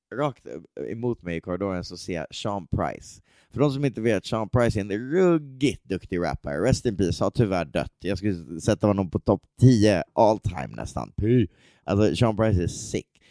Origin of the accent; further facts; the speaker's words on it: Sweden; jag är svensk rappare